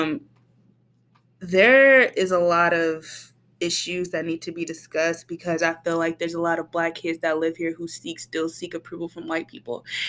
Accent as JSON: {"language": "English", "area": "Metro Detroit suburbs", "region": "Michigan", "country": "United States", "said": "I'm from Detroit"}